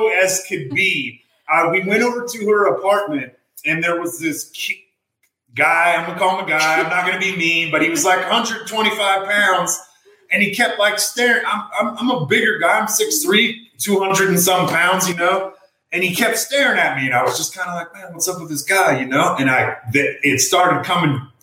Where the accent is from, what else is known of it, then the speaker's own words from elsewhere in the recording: Nebraska, United States; also born or lived in South Dakota; I was actually born in South Dakota, lived there for 2 years, and then grew up in Nebraska the rest of my life